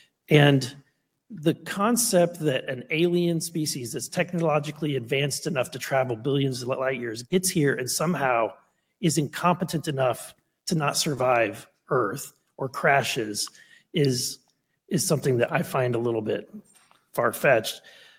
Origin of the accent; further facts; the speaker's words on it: Missouri, United States; And I think that's because I'm from Missouri.